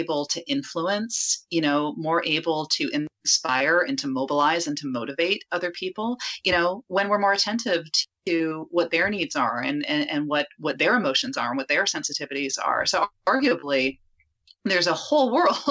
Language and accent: English; Canada; I'm Canadian